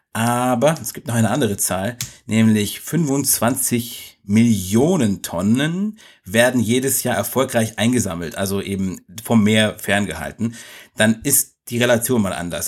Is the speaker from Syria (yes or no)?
no; Egypt; now in Germany; Bei uns in Ägypten